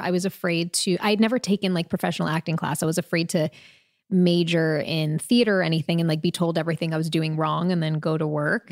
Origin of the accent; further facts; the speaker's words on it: Long Island, New York, United States; also born or lived in Queens, New York; I was first born in Queens, I should say, and then raised on Long Island.